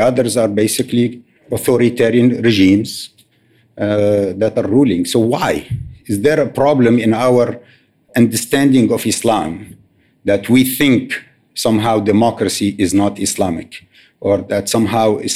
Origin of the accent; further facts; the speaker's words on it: Tunisia; moved away as an adult; also born or lived in United States / Washington; when I was growing up in Tunisia